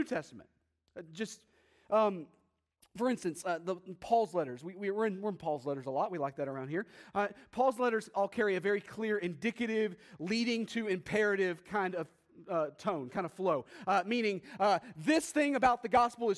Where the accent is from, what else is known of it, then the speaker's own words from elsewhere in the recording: the South, United States; moved away as an adult; growing up in the South